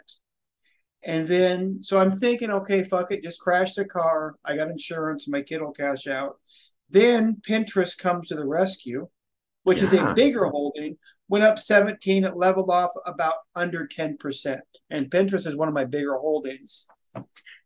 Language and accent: English; Washington, United States; Washington, my home state.